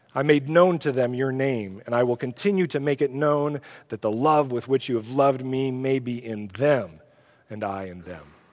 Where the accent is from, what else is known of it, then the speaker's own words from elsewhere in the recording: Oregon, United States; I'm from Oregon.